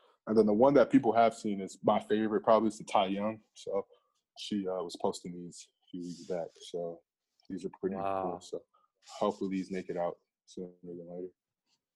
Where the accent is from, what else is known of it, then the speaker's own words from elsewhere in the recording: Midwest, United States; growing up in the Midwest, like, we didn't have boutiques and stuff like that growing up.